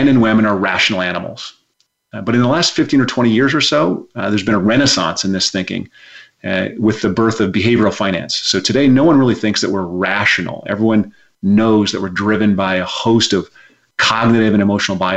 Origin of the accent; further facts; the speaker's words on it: Rapid City, South Dakota, United States; moved away as an adult; now in Berkeley, United States; I was raised in Rapid City, South Dakota.